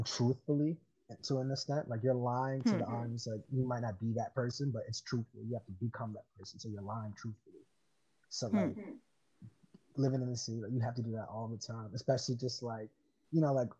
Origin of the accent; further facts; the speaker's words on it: New York City, New York, United States; growing up in Harlem, especially having a bunch of different friends